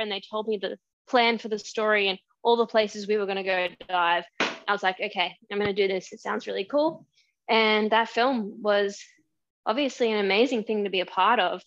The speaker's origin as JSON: {"language": "English", "country": "Australia", "tie": "born or raised there", "said": "for a local newspaper in my town where I grew up in Australia"}